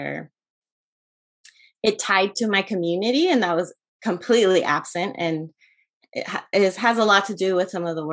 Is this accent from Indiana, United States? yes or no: no; Merced, California, United States; also born or lived in Acapulco, Guerrero, Mexico; now in San Diego, United States; I grew up in Merced, California, in the Central Valley, but my mom's side of the family is from Acapulco, Guerrero. And so I spent a big part of my life traveling back and forth between Merced, this very rural agricultural town, and Acapulco